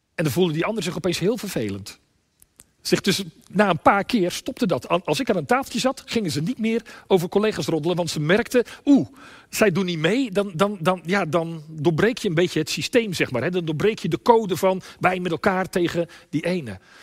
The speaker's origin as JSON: {"language": "Dutch", "region": "Limburg", "country": "Netherlands", "said": "bij ons in Limburg"}